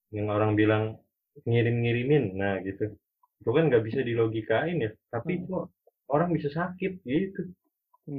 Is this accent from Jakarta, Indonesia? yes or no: no; Bogor, West Java, Indonesia; moved away; also born or lived in Bandung; gua juga dari kecil di Bogor